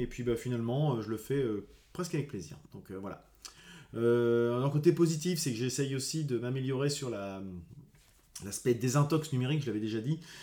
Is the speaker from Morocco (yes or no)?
no; Rouen, Normandy, France; je suis de Rouen